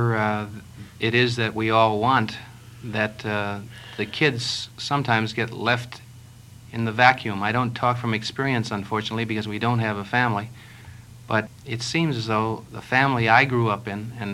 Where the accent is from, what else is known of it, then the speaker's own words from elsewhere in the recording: Minneapolis, Minnesota, United States; moved away as an adult; also born or lived in West Coast; when I was a kid, I used to book bands in my hometown